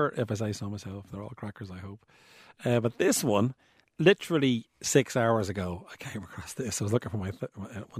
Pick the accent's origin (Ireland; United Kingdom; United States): Ireland; Bray, County Wicklow; I'm from Bray, County Wicklow